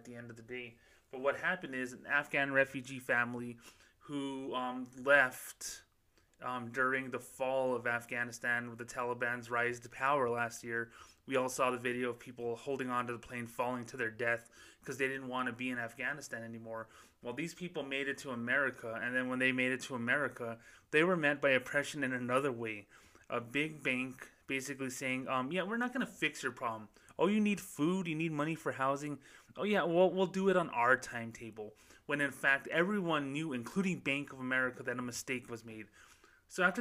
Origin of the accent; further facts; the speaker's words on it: Socorro, New Mexico, United States; my hometown, Socorro, New Mexico, population 7,000